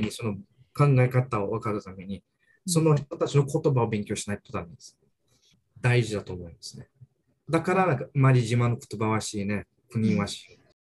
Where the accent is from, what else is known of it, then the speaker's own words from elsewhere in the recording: Brazil; first language Portuguese; Japanese is a second language; moved away as an adult; now in Okinawa, Japan; ブラジルで生まれてブラジルで育ったんですけど